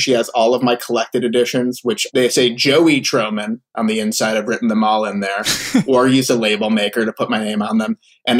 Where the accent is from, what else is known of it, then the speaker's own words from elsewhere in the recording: Winnetka, Illinois, United States; also born or lived in Florida / Philadelphia / Cleveland; I was in the suburbs. I was in Winnetka. Okay. From middle school through high school.